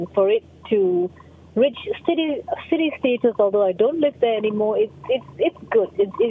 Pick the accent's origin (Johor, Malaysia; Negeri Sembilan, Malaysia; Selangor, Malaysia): Selangor, Malaysia; Klang; moved away; I grew up in Klang and I went to the convent and I went to the Our Lady of Lourdes Church and, you know, and it was a very self-contained place at the time when I was growing up.